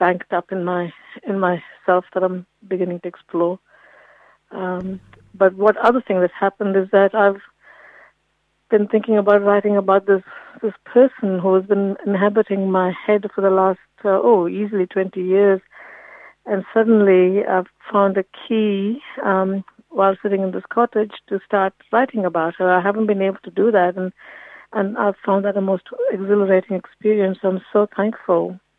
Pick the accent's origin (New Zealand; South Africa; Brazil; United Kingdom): New Zealand; Dunedin, Otago; moved away as an adult; now in Wellington, New Zealand; when my father migrated from India to Dunedin, he was at the medical school, and I grew up in Dunedin and went to university there, and had family there before I moved to Wellington